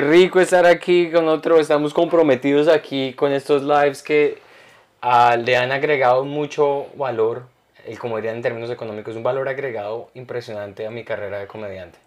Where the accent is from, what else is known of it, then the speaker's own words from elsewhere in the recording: Colombia; now in United States; yo, de Colombia